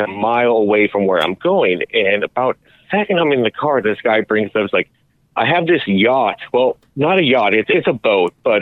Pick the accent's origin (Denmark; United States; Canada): United States; Manhattan Beach, California; I grew up in Manhattan Beach, which is kind of, kind of quiet surf town where nothing bad ever happens